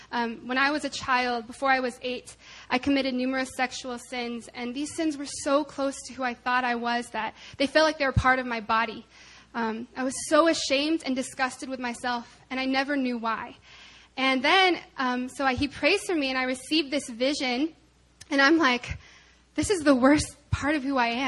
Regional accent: Arkansas, United States; I'm from Arkansas.

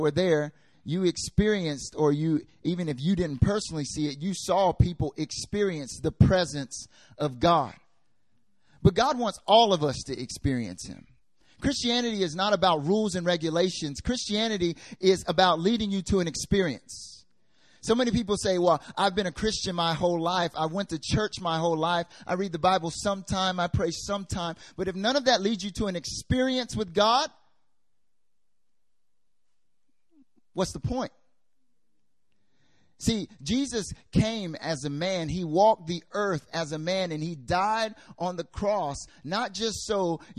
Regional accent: North Carolina, United States; moved away as an adult; also born or lived in South Korea; I'm from America, North Carolina, born and raised.

